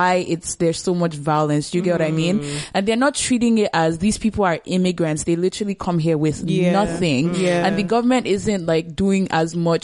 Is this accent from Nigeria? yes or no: yes; Nigeria; moved away as an adult; now in Canada; being like Nigerian, I moved here recently